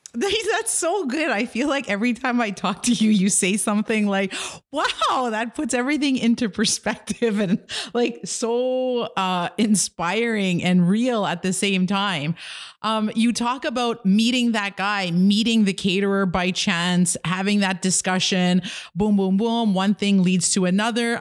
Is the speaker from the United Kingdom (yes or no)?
no; Kitigan Zibi, Quebec, Canada; I'm an entrepreneur from Kidagan, Zeebi, and Anishinaabe